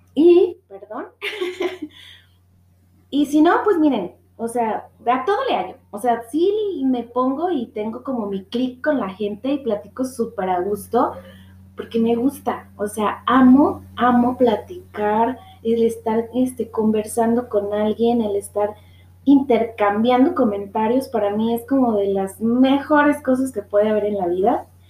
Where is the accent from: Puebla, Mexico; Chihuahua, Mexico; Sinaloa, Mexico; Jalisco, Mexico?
Jalisco, Mexico; Guadalajara; soy de Guadalajara